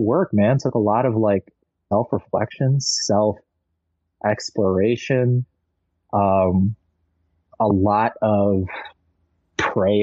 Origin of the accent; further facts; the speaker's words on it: Michigan, United States; also born or lived in New York / Los Angeles; my denominational church that I grew up here in Michigan